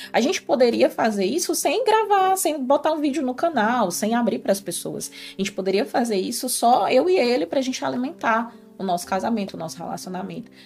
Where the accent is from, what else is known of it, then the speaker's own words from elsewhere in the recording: Ceará, Brazil; now in Portugal; para quem é do Ceará, nós é. somos cearense, com muito orgulho, nordestino